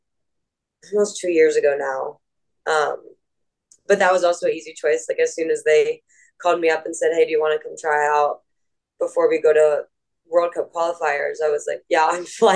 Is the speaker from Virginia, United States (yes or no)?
yes; Northern Virginia, United States; I grew up in Northern Virginia in America